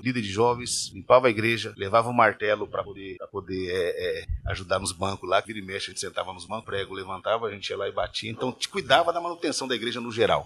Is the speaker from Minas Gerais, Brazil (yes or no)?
no; Bastos, São Paulo, Brazil; also born or lived in Iacri, São Paulo; eu nasci em Bastos, né, bem interior de São Paulo